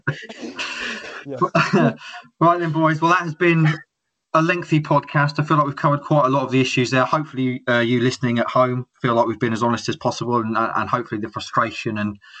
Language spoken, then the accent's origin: English; Derby, East Midlands, United Kingdom; I'm from Derby.